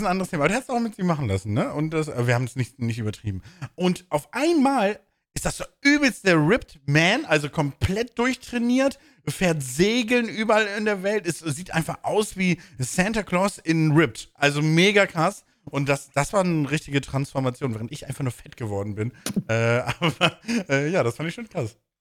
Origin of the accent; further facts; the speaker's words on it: Bremen, Germany; moved away; in der Heimat, wo ich herkomme, in Bremen